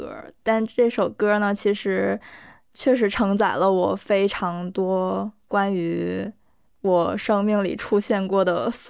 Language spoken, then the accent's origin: Chinese; South Korea; first language Korean; Chinese is a second language; 一方面我就觉得我的歌单里必须有一首能代表我的母语的歌，